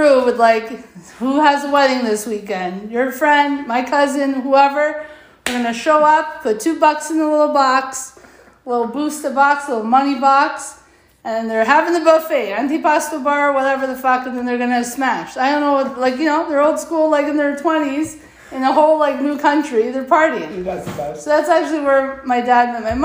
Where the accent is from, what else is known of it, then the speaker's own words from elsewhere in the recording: Vaughan, Ontario, Canada; I grew up in Woodbridge